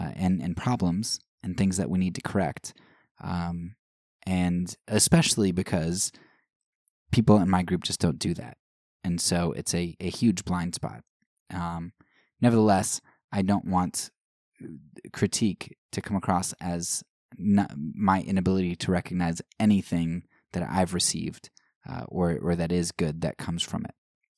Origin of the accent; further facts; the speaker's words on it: United States; I am thankful for the opportunities that I had growing up in the United States